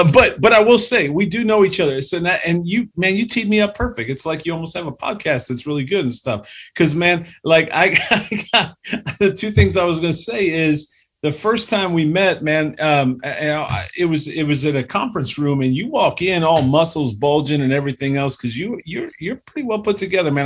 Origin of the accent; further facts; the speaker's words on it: Cleveland, Ohio, United States; we're both from Cleveland. Shout out two one six